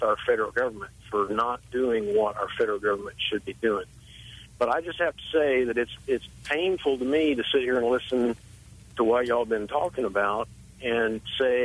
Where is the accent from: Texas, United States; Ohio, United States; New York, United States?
Texas, United States; South; I grew up in South Texas, and I grew up on a ranch